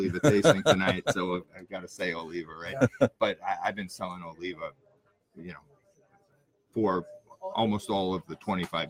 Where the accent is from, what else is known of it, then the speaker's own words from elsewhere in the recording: New York, United States; accent: New York; I grew up in New York, and my business started in New York.